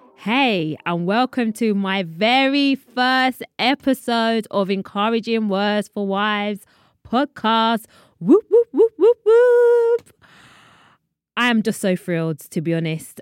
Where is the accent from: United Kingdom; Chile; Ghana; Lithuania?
United Kingdom; London; I'm from London.